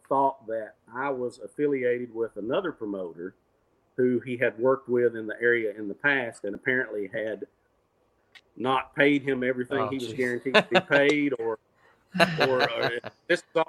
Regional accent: Cookeville, Tennessee, United States; my hometown on the campus of Tennessee Tech University

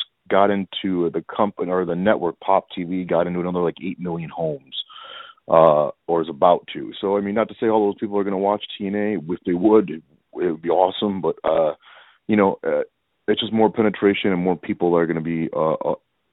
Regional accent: Chicago, Illinois, United States; I've grown up in the Chicagoland area.

